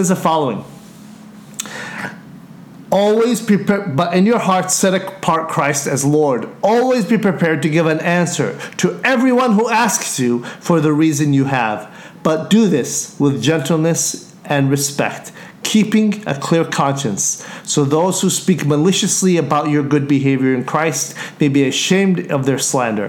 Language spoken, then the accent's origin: English; United States; me speak as an American